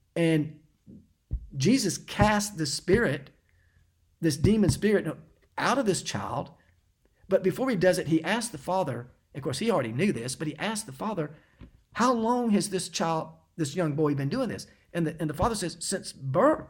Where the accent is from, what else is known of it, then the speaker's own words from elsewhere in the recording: Knoxville, Tennessee, United States; moved away; I was actually back in Knoxville. I'd come back home uh, to visit my parents